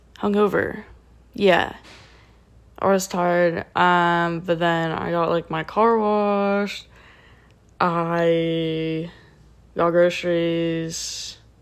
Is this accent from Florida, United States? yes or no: yes; South Florida, United States; also born or lived in Tallahassee; South Florida, uh, my hometown